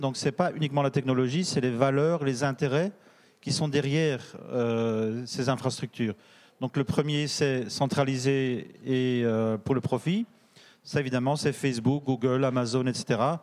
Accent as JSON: {"language": "French", "country": "Belgium", "said": "je suis belge"}